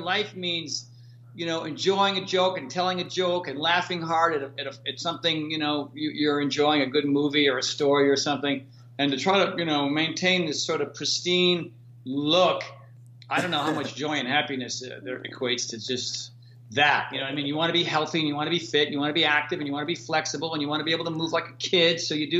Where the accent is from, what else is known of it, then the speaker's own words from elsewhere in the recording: Connecticut, United States; now in California, United States; So when I moved out to California from Connecticut, the sun's out here, 325 days out of the year.